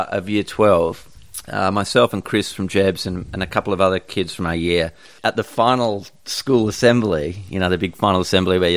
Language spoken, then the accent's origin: English; Perth, Western Australia, Australia; I grew up in Bull Creek, and Fremantle was kind of where we would hang out